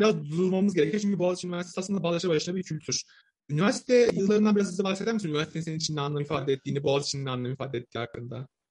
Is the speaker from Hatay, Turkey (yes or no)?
no; Samsun, Turkey; Samsunluyum ben